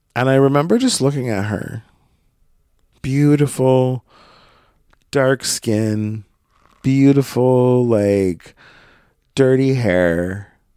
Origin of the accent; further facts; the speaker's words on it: Brookings, Oregon, United States; moved away; Brookings is my hometown. I grew up there.